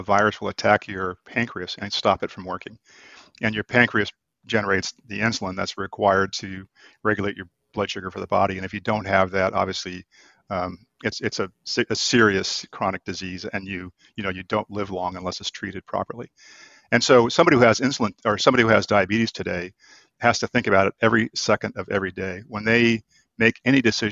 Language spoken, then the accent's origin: English; Florida, United States; also born or lived in Boston; now in San Diego, United States; I'm from Florida